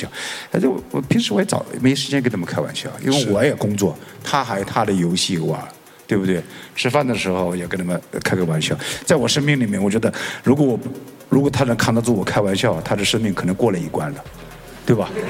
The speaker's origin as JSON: {"language": "Chinese", "country": "China", "said": "因为我们中国人老得太快了"}